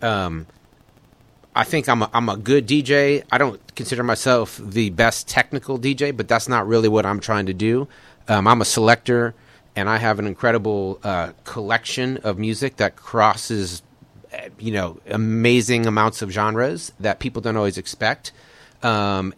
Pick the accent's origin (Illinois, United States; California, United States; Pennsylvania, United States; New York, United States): Illinois, United States; Chicago; moved away as an adult; also born or lived in San Francisco; now in Austin, United States; I grew up in Chicago in the 1970s